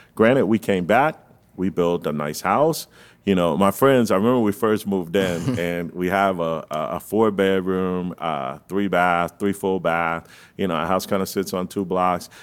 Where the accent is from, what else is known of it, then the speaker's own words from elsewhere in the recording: Fort Lauderdale, Florida, United States; also born or lived in Gainesville, Florida; I'm from the 33311